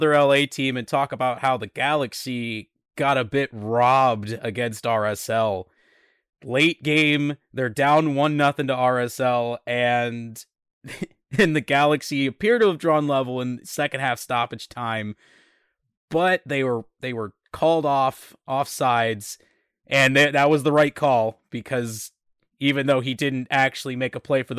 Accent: Scotland, United Kingdom; I mean, I'm Scottish, but other people, so, you know, yeah. I got the Highland Games blood in me.

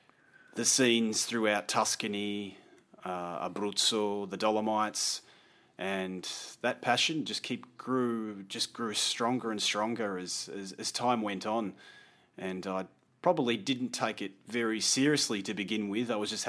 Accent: Australia; also born or lived in London; now in Italy; And after a year of living in London, I moved to Italy with her and started my new adventure as an Australian living in Italy.

